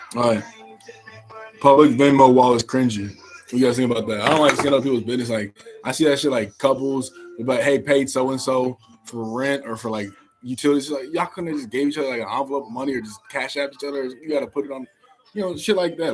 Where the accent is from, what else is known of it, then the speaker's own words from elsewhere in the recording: Indianapolis, Indiana, United States; moved away; back in the city, back in my hometown.